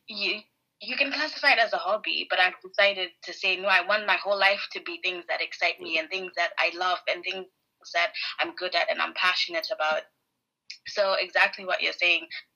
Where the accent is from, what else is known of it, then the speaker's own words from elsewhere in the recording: Harare, Zimbabwe; moved away as an adult; now in Edinburgh, United Kingdom; I am from Harare in Zimbabwe.